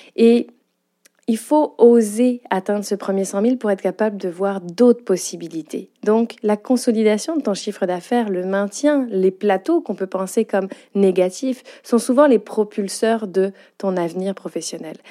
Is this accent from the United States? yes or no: no; France; accent: French with Quebec intonations; moved away as an adult; now in Quebec, Canada; tu l'as entendu à mon accent, je suis bien une Française, avec des petites intonations québécoises